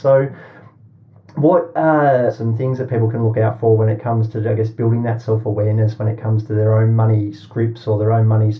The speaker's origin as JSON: {"language": "English", "town": "Canberra", "region": "Australian Capital Territory", "country": "Australia", "tie": "born or raised there", "said": "my grandparents used to send, they were in Perth and I grew up in Canberra"}